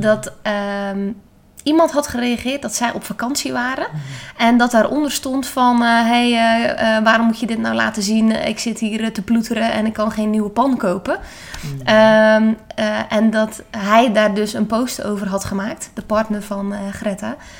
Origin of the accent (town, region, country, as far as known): Netherlands